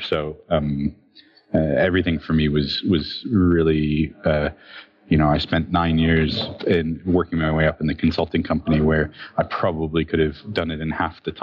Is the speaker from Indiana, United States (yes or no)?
no; Phoenix, Arizona, United States; I grew up in Phoenix, Arizona